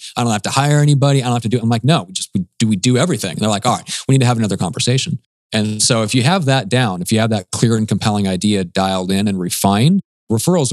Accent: Omaha, Nebraska, United States; moved away; my hometown back in Omaha, Nebraska

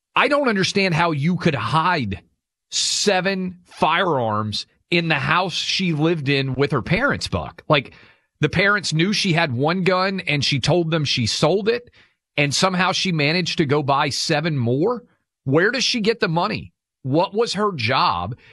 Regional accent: Tennessee, United States; in my home state of Tennessee

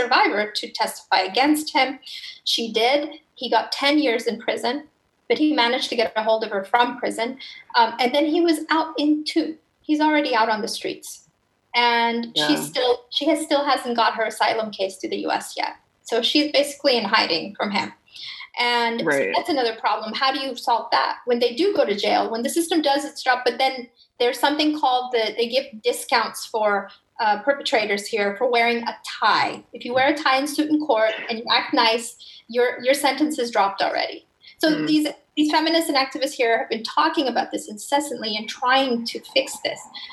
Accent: Afghanistan; now in Turkey; Afghanistan is on a very, in a really much more urgent and dire situation, which is my home country

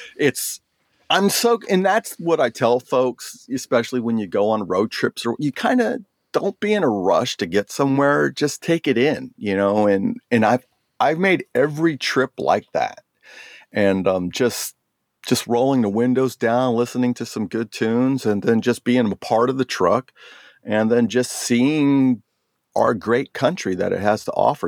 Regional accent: Oceanside, California, United States; also born or lived in Jacksonville, Florida; now in San Diego, United States; growing up in Oceanside, graduating Vista High School

